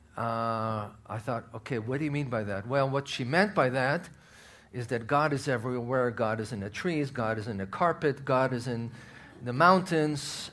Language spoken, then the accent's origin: English; Israel; moved away; I'm from Israel